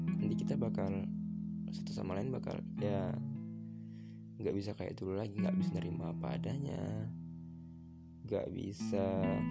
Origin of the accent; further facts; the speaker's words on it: Medan, North Sumatra, Indonesia; Asal aku dari Medan